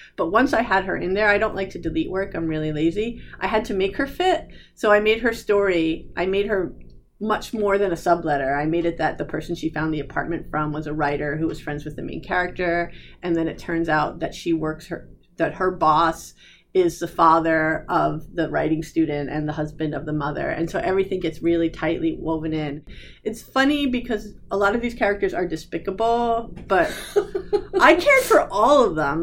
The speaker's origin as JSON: {"language": "English", "region": "New Jersey", "country": "United States", "said": "I'm from New Jersey"}